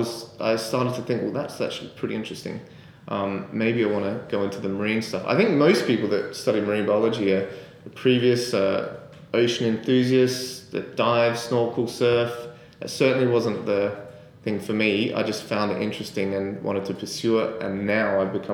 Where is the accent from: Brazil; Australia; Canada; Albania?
Australia; Adelaide, South Australia; moved away as an adult; also born or lived in Sydney; I'm from Adelaide originally